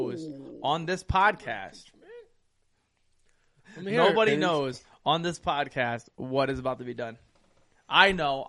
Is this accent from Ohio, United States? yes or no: yes; Ohio, United States; when he finds out we're from Ohio